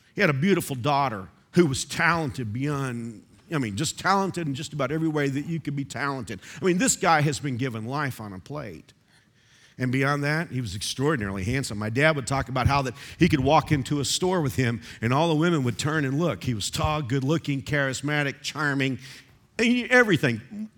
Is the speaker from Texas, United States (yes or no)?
yes; Texas, United States; moved away as an adult; now in Kansas, United States; I grew up bird hunting in Texas